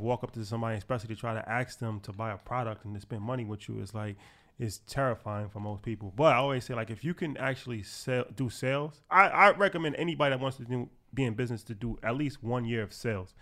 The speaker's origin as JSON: {"language": "English", "region": "New York", "country": "United States", "said": "we from New York"}